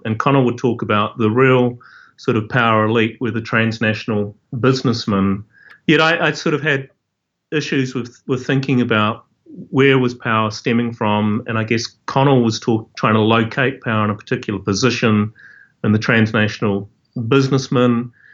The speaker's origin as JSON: {"language": "English", "country": "New Zealand", "tie": "born or raised there", "said": "I grew up in Aotearoa, New Zealand"}